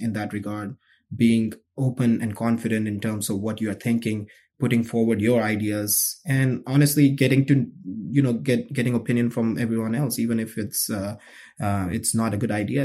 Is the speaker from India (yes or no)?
yes; New Delhi, Delhi, India; moved away as an adult; now in United States; I grew up in New Delhi, India